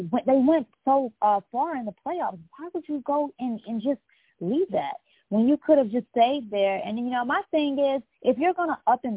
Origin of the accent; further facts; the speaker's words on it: North Carolina, United States; Solid NC. My hometown